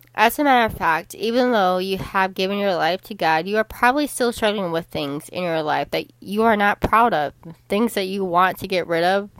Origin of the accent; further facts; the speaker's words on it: Chicago, Illinois, United States; the Chicago Bears were my hometown team in football because I am from Chicago, Illinois